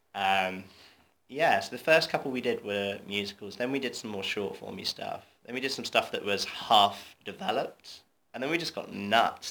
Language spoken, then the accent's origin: English; Torquay, South West England, United Kingdom; I'm from Devon. I'm from Torquay, middle of nowhere.